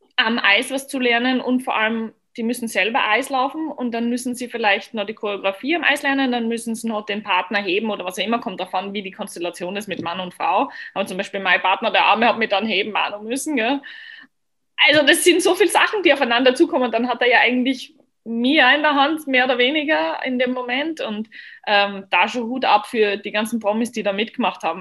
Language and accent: German; Austria; Und ich komme aus Österreich